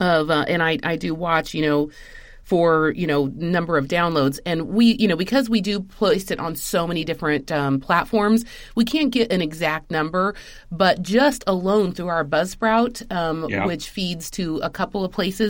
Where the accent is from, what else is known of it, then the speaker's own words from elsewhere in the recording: Spain; moved away; I grew up in Spain.